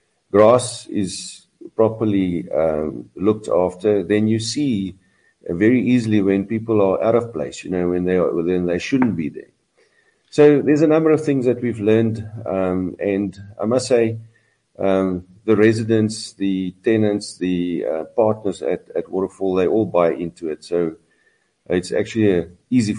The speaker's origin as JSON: {"language": "English", "country": "South Africa", "said": "I'm from South Africa."}